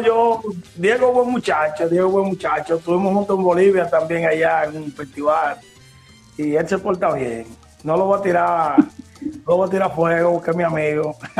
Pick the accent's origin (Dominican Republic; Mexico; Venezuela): Dominican Republic; somos dominicanos